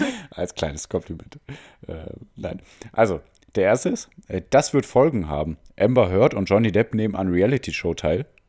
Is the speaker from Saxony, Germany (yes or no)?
no; Mülheim an der Ruhr, North Rhine-Westphalia, Germany; moved away; ich komme hauptsächlich aus Mülheim, der Stadt des Helge